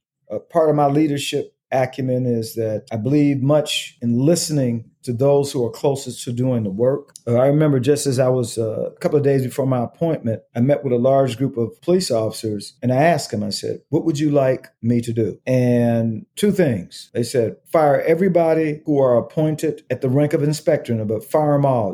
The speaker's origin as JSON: {"language": "English", "town": "Detroit", "region": "Michigan", "country": "United States", "also_born_or_lived": "Portland", "said": "I'm 234 miles from Detroit. And I got to believe one day I'm going to make it home. And as luck would have it, I was able to come home full circle"}